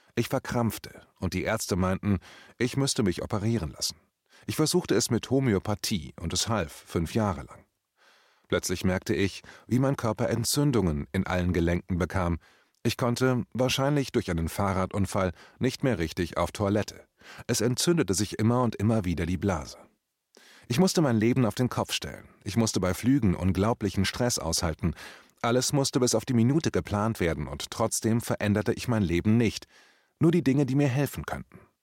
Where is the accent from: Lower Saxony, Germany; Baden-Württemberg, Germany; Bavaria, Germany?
Lower Saxony, Germany; Braunschweig; also born or lived in Hamburg; Nach dem Umzug nach Braunschweig